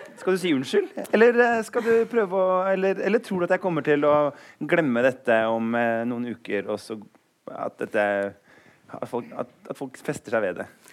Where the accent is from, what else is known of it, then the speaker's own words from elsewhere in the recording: Eastern Norway, Norway; Jeg er jo østlending